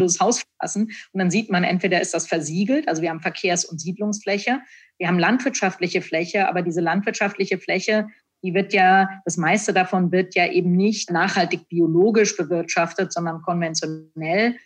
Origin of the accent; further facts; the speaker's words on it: Frankfurt, Hesse, Germany; Also ich bin in Frankfurt aufgewachsen, in, in der Nähe von Frankfurt.